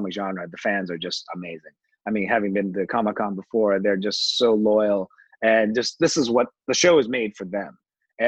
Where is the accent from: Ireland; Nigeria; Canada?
Canada; I'm Canadian